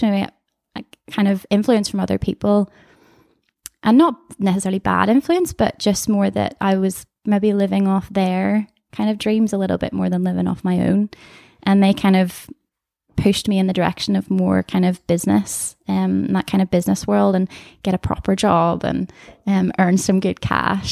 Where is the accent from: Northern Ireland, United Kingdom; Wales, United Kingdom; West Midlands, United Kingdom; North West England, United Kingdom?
Northern Ireland, United Kingdom; Comber; I'm from Canberra, the place that makes potatoes